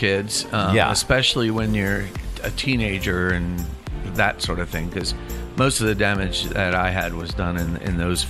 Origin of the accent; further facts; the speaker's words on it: New Jersey, United States; I'm from South Jersey.